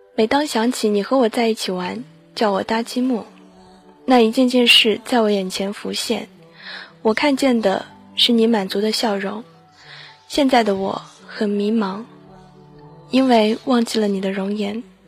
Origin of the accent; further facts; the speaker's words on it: China; 我们中国人